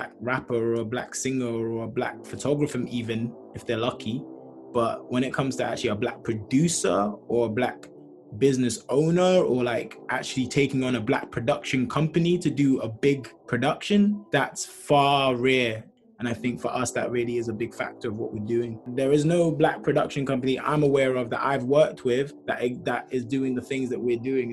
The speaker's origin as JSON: {"language": "English", "country": "Nigeria", "said": "I'm Black, I'm Nigerian"}